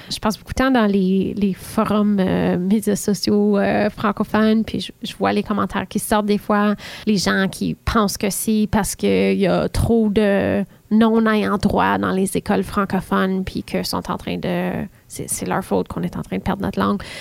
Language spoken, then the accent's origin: French; Ontario, Canada; accent: Southern Ontario; now in Ottawa, Canada; moi-même, j'ai un accent qui est beaucoup moins prononcé parce que ça fait maintenant 12 ans que je suis à Ottawa, mais j'ai un accent du sud de l'Ontario.